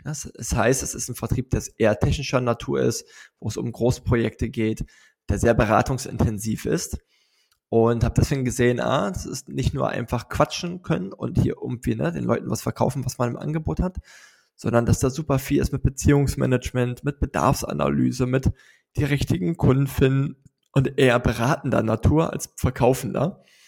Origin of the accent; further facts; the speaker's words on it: Neuruppin, Brandenburg, Germany; moved away as an adult; also born or lived in United States / South America; now in Berlin, Germany; ich komme aus Neuruppin. Das ist eine Kleinstadt, 70 Kilometer nördlich von Berlin, im schönen Brandenburg gelegen.